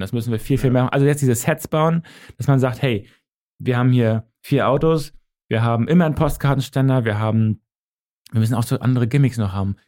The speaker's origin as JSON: {"language": "German", "region": "Northern Germany", "country": "Germany", "accent": "norddeutsch", "said": "Ich habe halt dieses norddeutsche Kurze"}